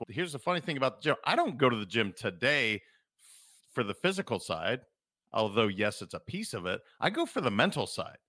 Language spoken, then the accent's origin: English; Montana, United States; I'm a kid from Montana